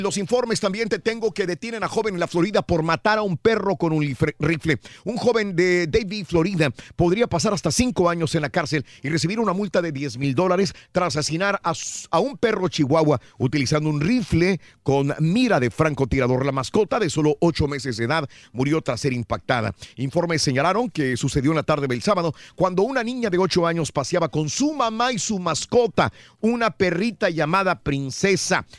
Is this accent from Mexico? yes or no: yes; Matamoros, Tamaulipas, Mexico; mi terruño, de mi ciudad natal, Matamoros, Tamaulipas